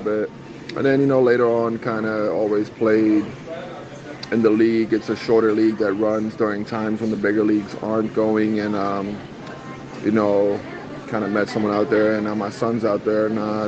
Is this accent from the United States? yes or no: yes; United States; now in South Africa; growing up in the States for a good amount of my life